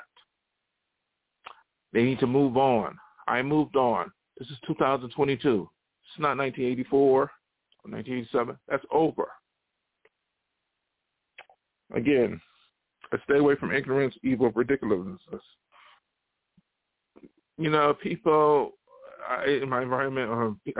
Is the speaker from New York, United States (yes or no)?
yes; Buffalo, New York, United States; moved away; I ain't going back to Buffalo. One reason why I left Buffalo